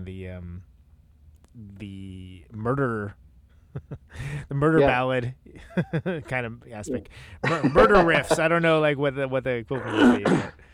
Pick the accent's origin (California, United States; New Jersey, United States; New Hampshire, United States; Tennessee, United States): California, United States; Central Valley; moved away; I grew up in the Central Valley